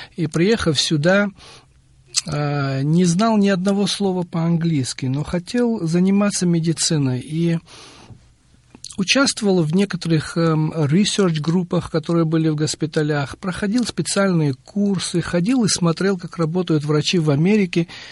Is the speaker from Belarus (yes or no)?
no; Batumi, Adjara, Georgia; moved away as an adult; also born or lived in Providence, United States; now in United States; я родился в городе Батуми, Аджарская автономная республика, она тогда была, это Грузия, в 1959